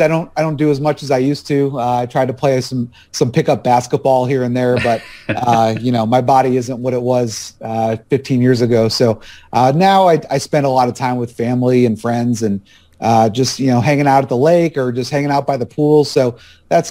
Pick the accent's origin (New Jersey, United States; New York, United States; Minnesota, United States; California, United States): New York, United States; Buffalo; moved away as an adult; now in Raleigh, United States; I was born and raised up there in Buffalo